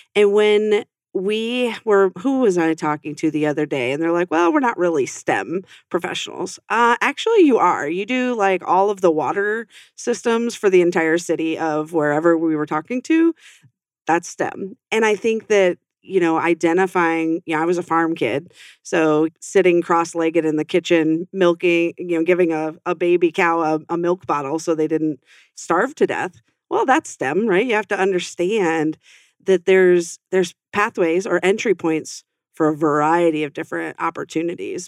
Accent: western New York, United States; now in Arizona, United States; i grew up on a farm in western new york

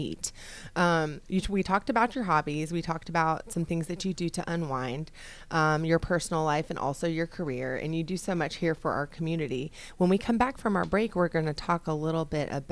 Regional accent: Brooks, Georgia, United States; I was raised in Brooks, Georgia

